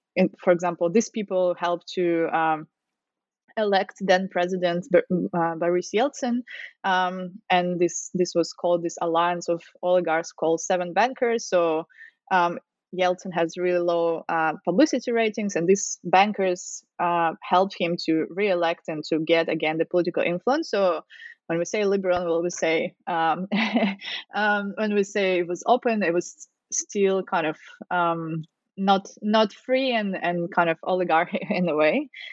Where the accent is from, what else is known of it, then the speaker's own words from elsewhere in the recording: Russia; moved away as an adult; now in Australia; so originally I'm from Russia.